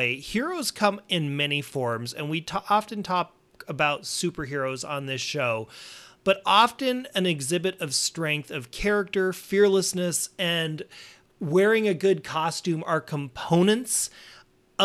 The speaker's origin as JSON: {"language": "English", "area": "Montana, Wyoming", "region": "North Dakota", "country": "United States", "tie": "born or raised there", "said": "growing up in North Dakota, Montana, Wyoming"}